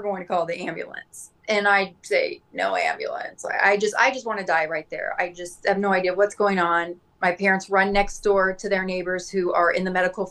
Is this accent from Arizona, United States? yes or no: yes; Scottsdale, Arizona, United States; where I live in Scottsdale, my hometown